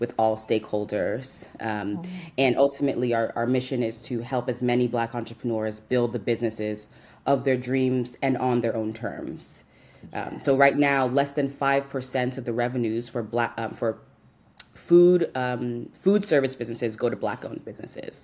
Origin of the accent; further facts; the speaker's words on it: New York City, New York, United States; I'm from New York, born and raised here to Nigerian parents. I'm from Southeast Queens